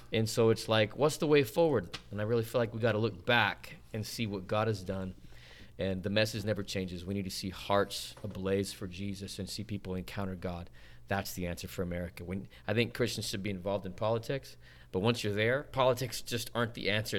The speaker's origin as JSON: {"language": "English", "town": "Salt Lake City", "region": "Utah", "country": "United States", "tie": "born or raised there", "said": "born and raised in Salt Lake City, Utah."}